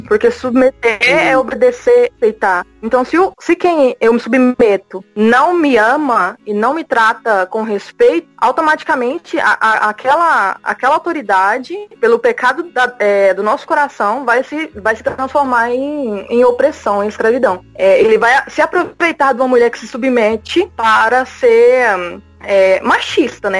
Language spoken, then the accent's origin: Portuguese; Goiânia, Goiás, Brazil; eu sou aqui de Goiânia, Goiás